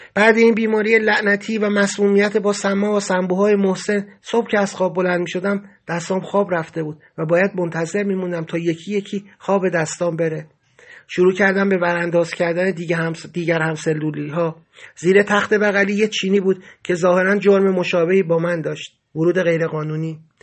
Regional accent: Iran; moved away; گفتم ایرانی

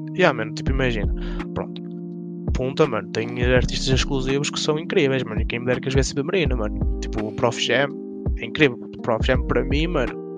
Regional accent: Fafe, Braga, Portugal

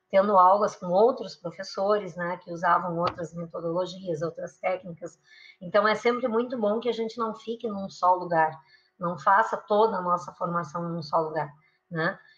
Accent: Rio Grande do Sul, Brazil; moved away; also born or lived in São Paulo / Rio de Janeiro; eu fui testando várias latitudes, porque eu saí do Rio Grande do Sul, fui para São Paulo, fui para o Rio de Janeiro

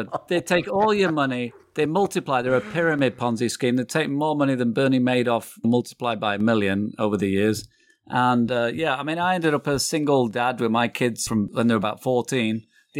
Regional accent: England, United Kingdom; now in United States; No, I'm from England.

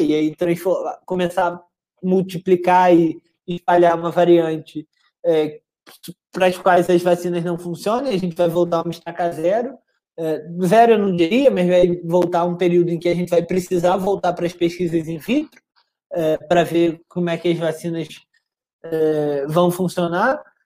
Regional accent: Brazil; Gente como eu, brasileiros como eu e você

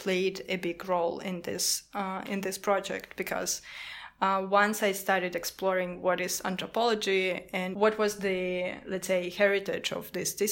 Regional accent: Kazakhstan; moved away; I'm from Kazakhstan

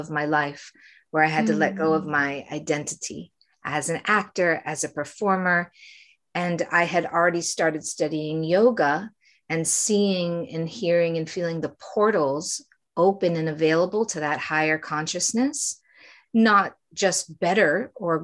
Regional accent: Framingham, Massachusetts, United States; moved away as an adult; also born or lived in New York / Los Angeles; I was raised in Framingham, Massachusetts

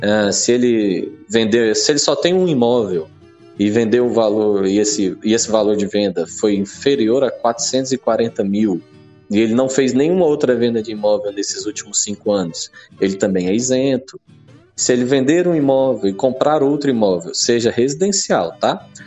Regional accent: interior of Goiás, Brazil; now in Goiânia, Brazil; eu sou residente de Goiânia, nascido em Umas, no interior de Goiás. A família veio aqui para Goiânia

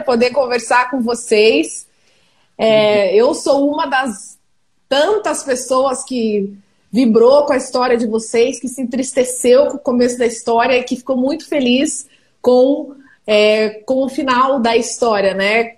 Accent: Ponta Grossa, Paraná, Brazil; eu não sou de Curitiba, eu sou de Ponta Grossa, que é pertinho de Curitiba

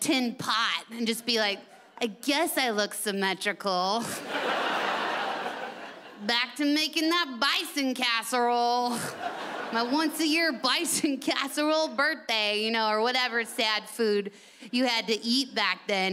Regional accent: United States; I'm from America, your sister country

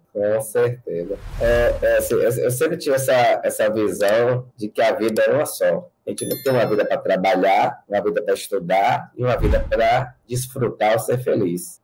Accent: Itabuna, Bahia, Brazil; also born or lived in Salvador; há 20 anos eu é, de Salvador para minha terra natal, Itabuna

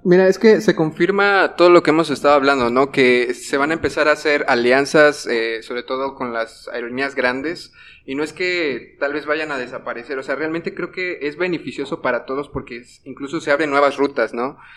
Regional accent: Mexico; como, como mexicanos

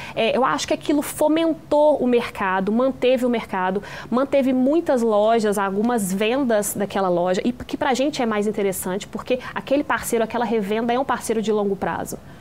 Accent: interior of Minas Gerais, Brazil; a gente é do interior de Minas

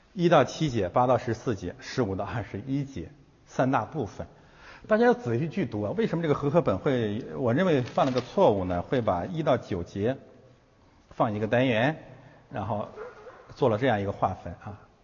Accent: China; 我每一个中国人

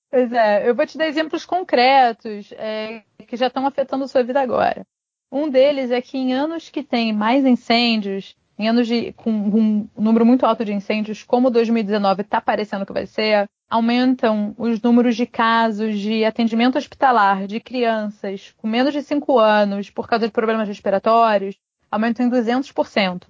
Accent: Brazil; moved away as an adult; now in England; eu sou brasileira

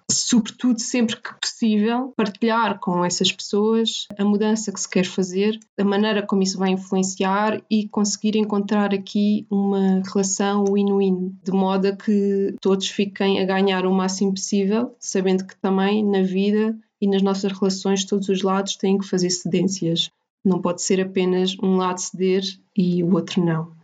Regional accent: Portugal; nós portugueses

